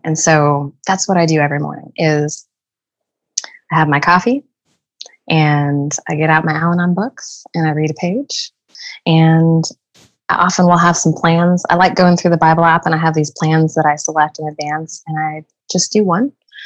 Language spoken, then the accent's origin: English; Southern California, United States; now in Oklahoma, United States; growing up in Southern California